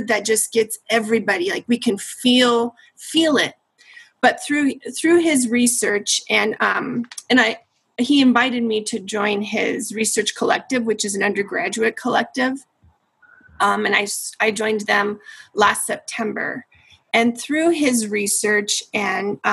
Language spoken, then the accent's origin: English; Denver, Colorado, United States; I'm a Chicana from Denver, and I grew up and graduated from DPS.